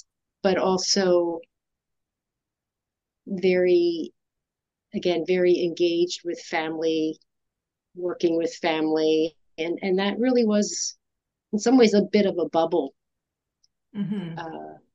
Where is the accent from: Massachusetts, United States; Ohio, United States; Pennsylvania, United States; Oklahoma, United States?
Pennsylvania, United States; about an hour north of Philadelphia; I grew up about an hour north of Philadelphia